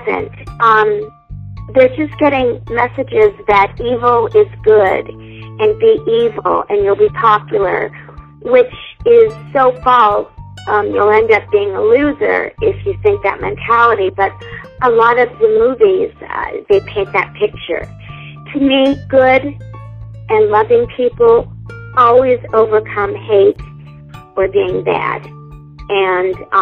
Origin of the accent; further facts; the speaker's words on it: Indiana, United States; I grew up in Indiana